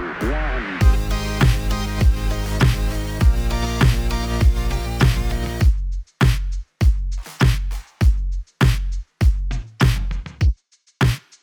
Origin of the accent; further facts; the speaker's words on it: San Francisco, California, United States; moved away as an adult; I'm from San Francisco